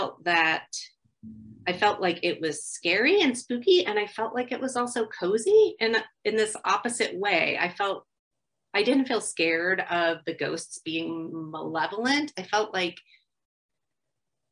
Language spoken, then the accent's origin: English; Ringwood, New Jersey, United States; I grew up in Ringwood, New Jersey, and it was called Ringwood Manor.